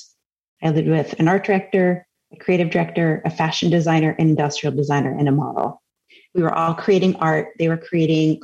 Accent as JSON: {"language": "English", "area": "Cape Cod", "region": "Massachusetts", "country": "United States", "tie": "born or raised there", "said": "I grew up on Cape Cod, Massachusetts."}